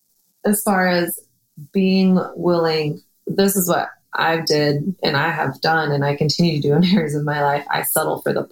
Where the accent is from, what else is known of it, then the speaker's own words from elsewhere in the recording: Texas, United States; I came from Texas and my dad had a drug abuse problem.